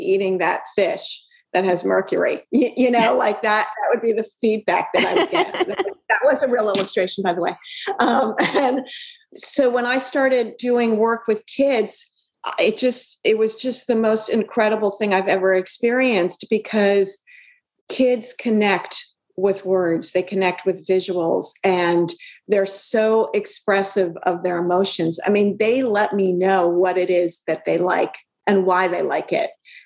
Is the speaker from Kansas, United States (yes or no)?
no; Brooklyn, New York, United States; I grew up in Brooklyn